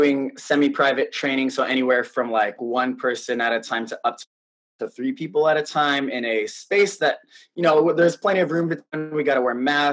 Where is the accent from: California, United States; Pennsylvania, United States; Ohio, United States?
California, United States; South San Francisco; moved away as an adult; now in New York, United States; I was born and raised in the Bay Area. So I was born in San Francisco. I grew up in South San Francisco